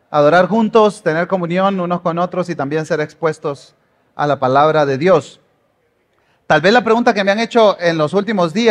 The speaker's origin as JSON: {"language": "Spanish", "country": "Guatemala", "said": "aunque escuchen un acento raro, yo soy guatemalteco y ya voté. Ah, digo, por si por ahí anda Celestino que dice que no soy guatemalteco, porque me dice que yo no soy de acá"}